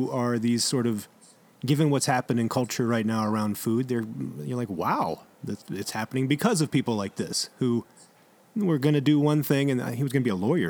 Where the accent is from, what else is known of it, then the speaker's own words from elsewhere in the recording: Alexandria, Virginia, United States; Alexandria, Virginia. I guess it's kind of a suburb. It's the greater sprawl of D.C.